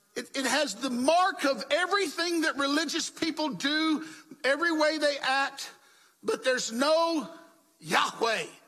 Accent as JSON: {"language": "English", "region": "the South", "country": "United States", "tie": "born or raised there", "said": "When I was growing up in the South, and I was living in the Jim Crow South"}